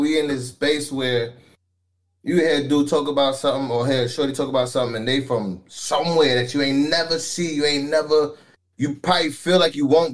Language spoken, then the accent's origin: English; New York City, New York, United States; also born or lived in Nassau, Bahamas; now in San Antonio, United States; Born and raised East Flatbush 40s, Brooklyn, New York, 11203